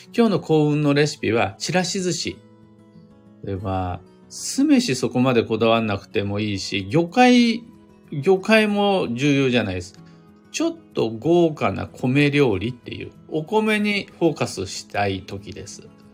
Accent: Kiryu, Gunma, Japan; 群馬県桐生市、みな皆様来てもらったことあるでしょうか僕が生まれ育った場所です

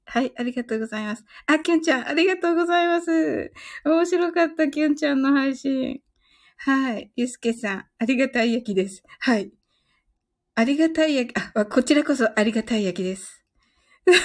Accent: Kyushu, Japan; 私はね、あの、九州人

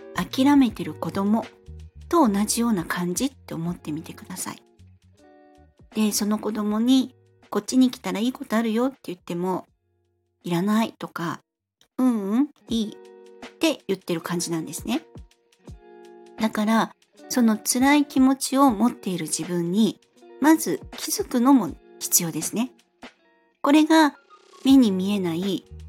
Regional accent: Fukuoka, Japan; moved away as an adult; now in Kanto, Japan; 私は三十歳まで福岡で過ごしまして、生まれも育ちも福岡です

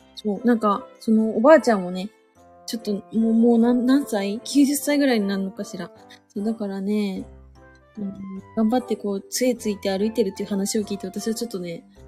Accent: Suzu, Ishikawa, Japan; 私はタコ島町で生まれましたけども。

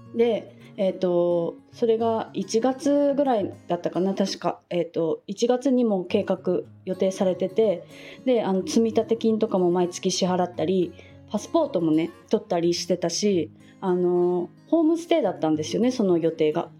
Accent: Fukuoka, Japan; 私、あの、地元が福岡だった

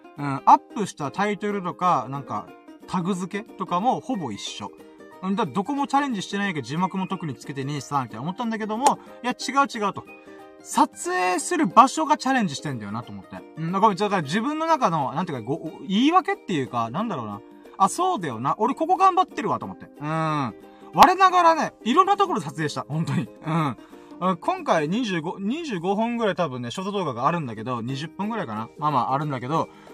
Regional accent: Okinawa, Japan; 僕沖縄に住んでん

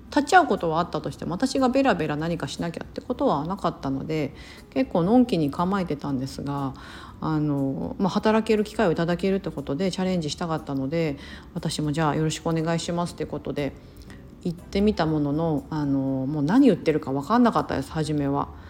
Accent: Osaka, Japan; accent: Osaka dialect; first language Japanese; moved away as an adult; also born or lived in Singapore; now in United States; 私大阪出身

